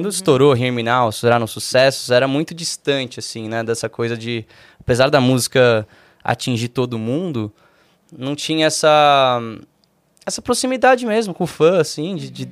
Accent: Brazil; eu não sou gringo, eu sou, porra, aliás, sou, né, mas sou brasileiro também, canto em português

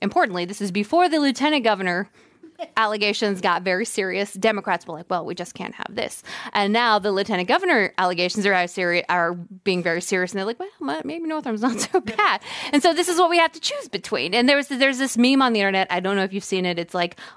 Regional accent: a little town outside of Atlanta, Georgia, United States; I grew up in the South. I grew up in a little town outside of Atlanta

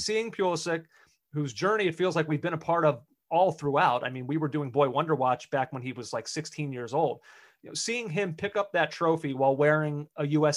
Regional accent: United States; we as American soccer fans

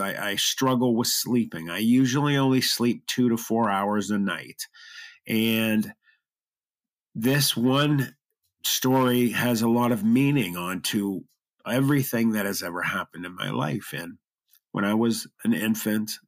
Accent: Youngstown, Ohio, United States; I was born in Youngstown, Ohio.

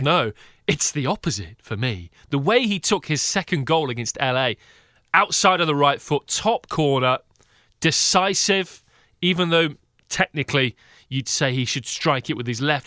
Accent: United Kingdom; now in United States; As a Brit as I am, in the U S

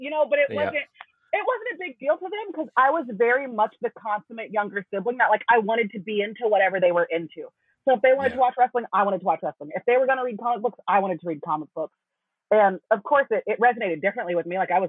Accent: San Pedro, California, United States; In San Pedro, California. So for those who don't know, most people don't know, San Pedro is a super small suburb of Los Angeles.

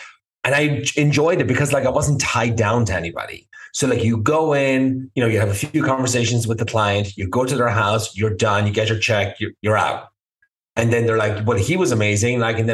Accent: Ireland; moved away; I grew up in Ireland, you know, born and raised in a small town called Nina.

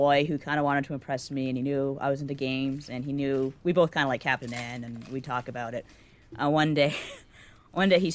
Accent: Canada; accent: Canadian; People are always making fun of the way I pronounce things like as a Canadian way.

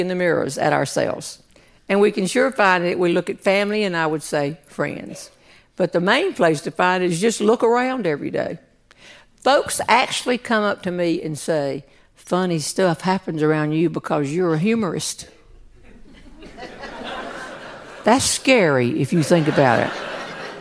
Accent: North Carolina, United States; I'm from North Carolina

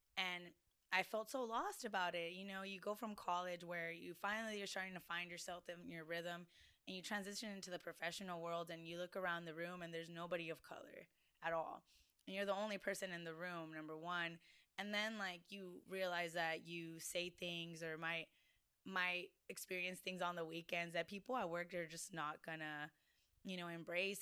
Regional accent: Del Rio, Texas, United States; moved away as an adult; also born or lived in San Antonio, Texas; now in Austin, United States; I'm originally from Del Rio, Texas, which is um, Southwest Texas

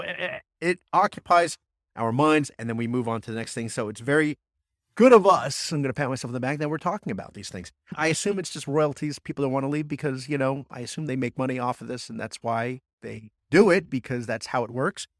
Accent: New Jersey, United States; growing up in Jersey

